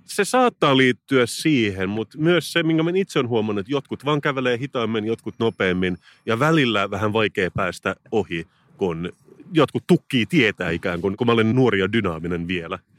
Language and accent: Finnish; Turku, Southwest Finland, Finland; moved away; Mä olen Turusta kotoisin.